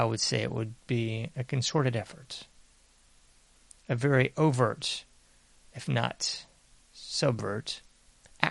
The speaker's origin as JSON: {"language": "English", "country": "United States", "said": "I'm an American"}